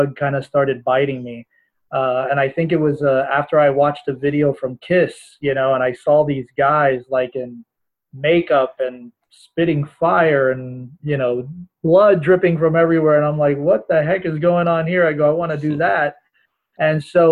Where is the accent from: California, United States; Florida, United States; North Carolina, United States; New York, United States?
Florida, United States; Miami; I was born and raised here in the States, originally from Miami, Florida.